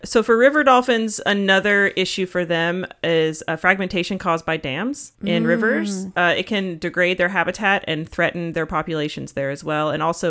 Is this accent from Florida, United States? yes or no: yes; Florida, United States; I was born in Florida.